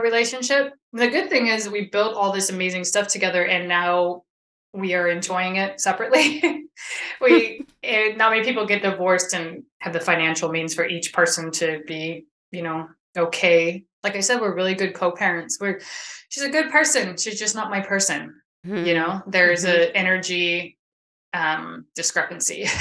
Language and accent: English; Sacramento, California, United States; I am from Sacramento, California area